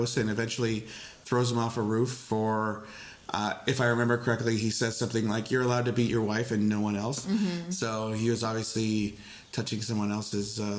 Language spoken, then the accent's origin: English; Canada; I'm a Canadian